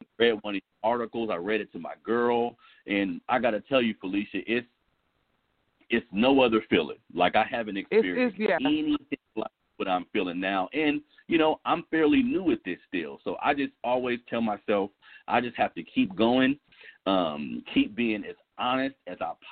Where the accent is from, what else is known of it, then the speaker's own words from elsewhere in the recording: Sacramento, California, United States; I'm from south side of Sacramento. I went to Burbank High School. I'm from the Florin Road area.